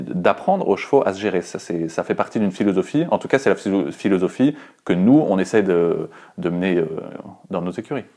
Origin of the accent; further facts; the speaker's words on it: northern France, France; moved away as an adult; now in Brussels, Belgium; je suis parti du nord de la France et j'ai choisi d'aller euh, en Belgique